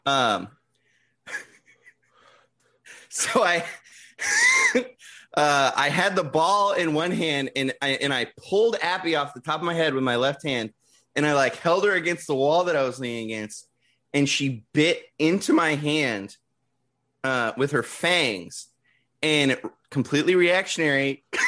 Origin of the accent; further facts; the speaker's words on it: San Diego, California, United States; I grew up in San Diego